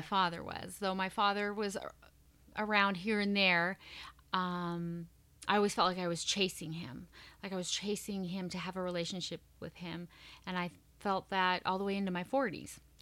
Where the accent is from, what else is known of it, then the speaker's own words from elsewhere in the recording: Montana, United States; moved away; I'm originally from Montana